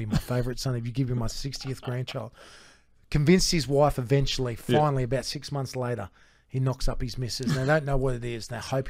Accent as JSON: {"language": "English", "country": "Australia", "tie": "born or raised there", "said": "where we grew up in Mudrabah."}